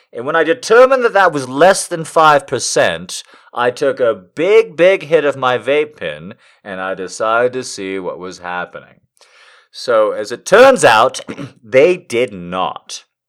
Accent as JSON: {"language": "English", "country": "United States", "said": "as an American"}